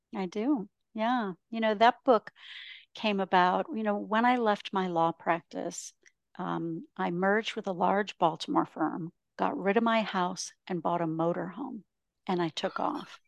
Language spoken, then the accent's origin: English; Ontario, Canada; moved away as an adult; also born or lived in Michigan / Texas / Los Angeles, California; now in Scottsdale, United States; I grew up in a small town in Ontario, Canada, which is why I live in Scottsdale, Arizona.